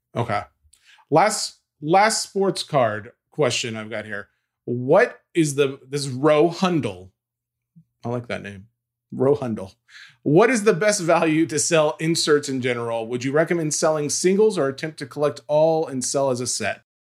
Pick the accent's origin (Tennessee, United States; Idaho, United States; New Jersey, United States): Tennessee, United States; I'm from Tennessee when I'm calling Lafayette Lafayette. Um, that's how we say it down here